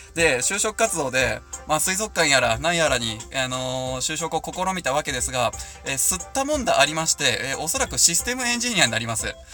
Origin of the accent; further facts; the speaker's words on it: Hamura, Tokyo, Japan; 私の地元でございます